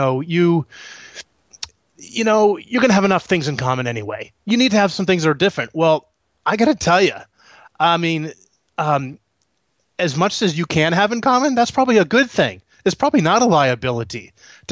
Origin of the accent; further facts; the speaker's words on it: Northeast, United States; moved away; also born or lived in Florida; We're actually from the Northeast originally